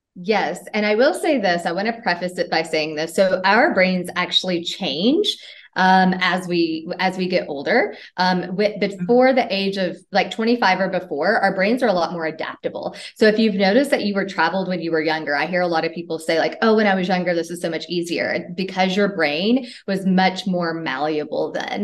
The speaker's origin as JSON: {"language": "English", "region": "Tennessee", "country": "United States", "moved": "as an adult", "said": "I'm from Tennessee in the US. And um, I left, well, I started traveling when I was 19 years old from the US."}